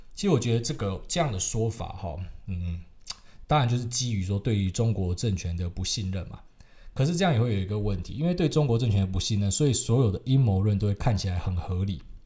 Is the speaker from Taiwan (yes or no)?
yes; Taiwan; 我是台湾来的